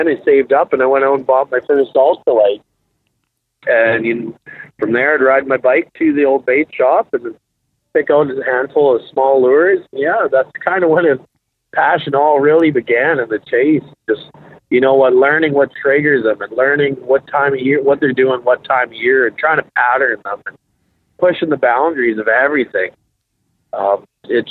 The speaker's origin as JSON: {"language": "English", "town": "Regina", "region": "Saskatchewan", "country": "Canada", "tie": "born or raised there", "said": "I'm from Regina, Saskatchewan, 32 years old. I've grown up fishing Last Mountain Lake and the surrounding area"}